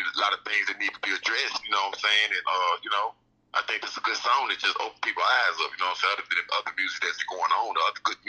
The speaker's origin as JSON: {"language": "English", "town": "Greenville", "region": "Mississippi", "country": "United States", "accent": "country", "moved": "yes", "said": "I'm originally from Greenville, Mississippi"}